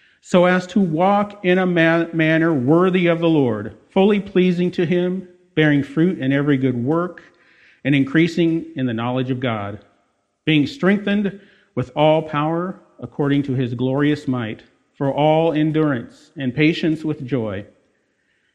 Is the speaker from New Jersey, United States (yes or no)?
no; Des Moines, Iowa, United States; I was born and raised in Des Moines